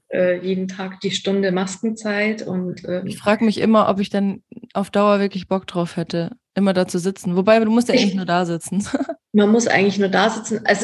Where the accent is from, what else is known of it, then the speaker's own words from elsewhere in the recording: Dachau, Bavaria, Germany; now in Karlsfeld, Germany; weil ich komme ja aus Dachau. Du bist in Dachau, echt? Also ich äh, bin in Dachau geboren.